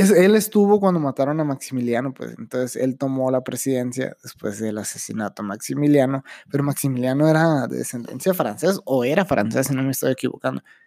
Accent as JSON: {"language": "Spanish", "country": "Mexico", "said": "Soy ciudadano de México"}